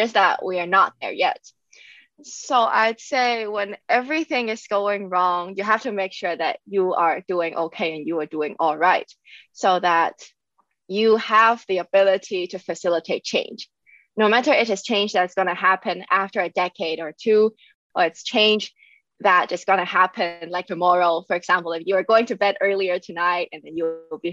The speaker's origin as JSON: {"language": "English", "country": "Hong Kong", "tie": "born or raised there", "moved": "as an adult", "lives_now": "Germany", "said": "I was born and raised in Hong Kong, and I came to Germany in 2018 for my master's programs."}